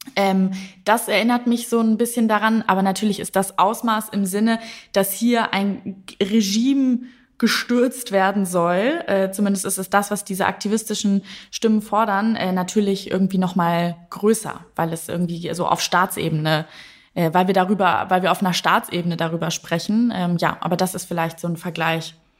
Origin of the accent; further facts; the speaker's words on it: Lower Saxony, Germany; ich bin ja gebürtige Niedersächsin